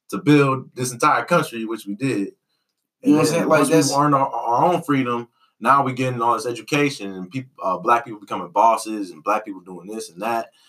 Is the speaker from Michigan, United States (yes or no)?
yes; Detroit, Michigan, United States; I grew up in Detroit. Oh, you grew up in Detroit. I grew up in Detroit.